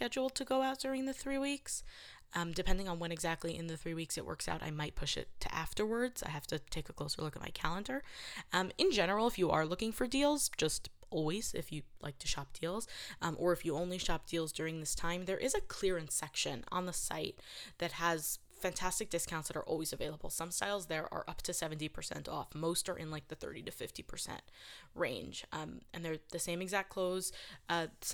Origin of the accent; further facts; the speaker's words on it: New York City, New York, United States; I'm from New York City. I'm a city girl